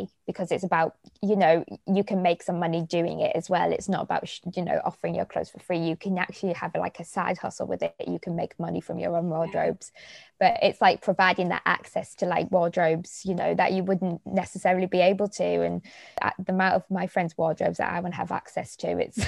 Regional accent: Middlesbrough, North East England, United Kingdom; I'm from the north, I'm from Middlesbrough

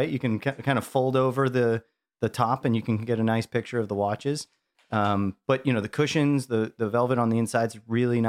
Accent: Chicago, Illinois, United States; Maybe I'm born and raised in Chicago.

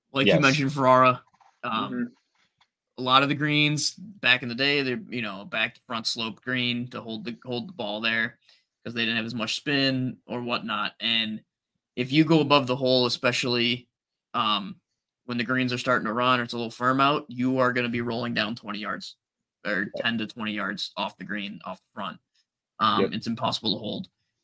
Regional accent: Midwest, United States; growing up in the Midwest

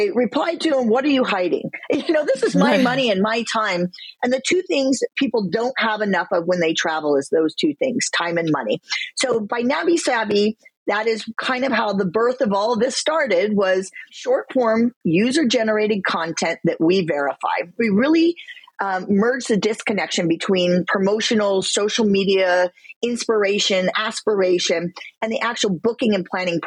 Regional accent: Midwest, United States; I come from the Midwest.

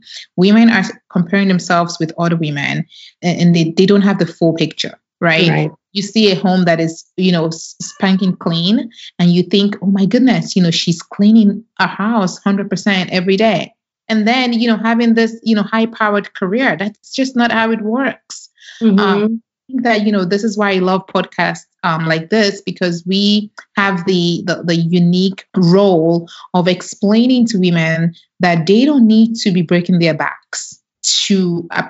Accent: Nigeria; now in United States; Growing up in Nigeria

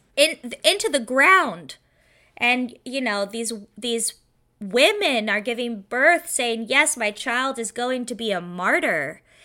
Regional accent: Seattle, Washington, United States; I grew up in Seattle, Washington

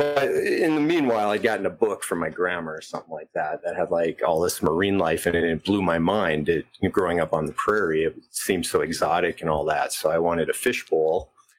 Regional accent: Selfridge, North Dakota, United States; Yeah, I grew up on Standing Rock.

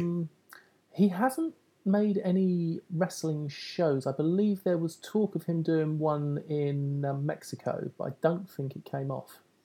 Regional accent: United Kingdom; I'm British

